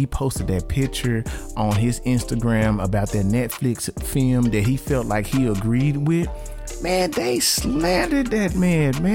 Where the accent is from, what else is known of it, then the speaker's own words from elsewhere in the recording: Arkansas, United States; I'm from Arkansas